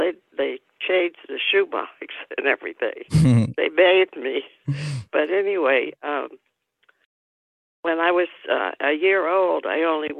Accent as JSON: {"language": "English", "town": "Tampa", "region": "Florida", "country": "United States", "tie": "born or raised there", "said": "I was born in Tampa, Florida, on August 5th, 1931. It was in the midst of the Depression."}